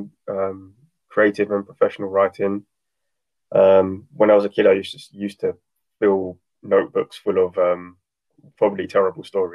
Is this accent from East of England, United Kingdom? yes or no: yes; Tilbury, East of England, United Kingdom; also born or lived in West Norwood, London; now in Nottingham, United Kingdom; during my primary school years, I actually moved to live with my grandparents in Tilbury